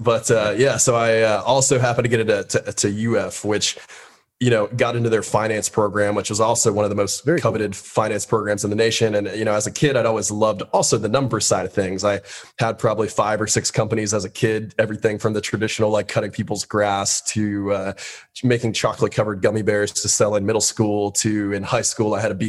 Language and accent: English; West Palm Beach, Florida, United States; West Palm Beach, Florida. So down, okay. Down south.